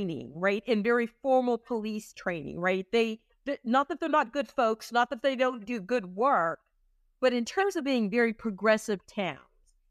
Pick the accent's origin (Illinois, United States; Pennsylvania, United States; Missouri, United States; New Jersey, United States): Pennsylvania, United States; Pittsburgh; moved away; I'm originally from Pittsburgh. So I'm a city girl